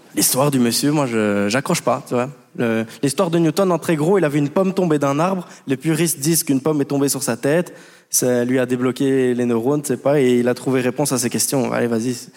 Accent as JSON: {"language": "French", "country": "Belgium", "said": "je viens de Belgique"}